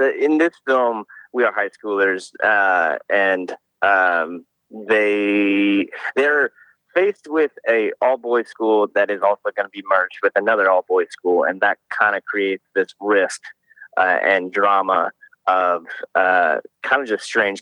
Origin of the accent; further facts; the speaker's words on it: Alaska, United States; I'm from Alaska.